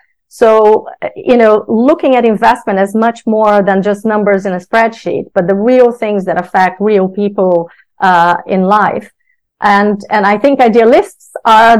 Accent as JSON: {"language": "English", "country": "Brazil", "tie": "born or raised there", "moved": "yes", "lives_now": "United Kingdom", "said": "my background, as you said, growing up in Brazil"}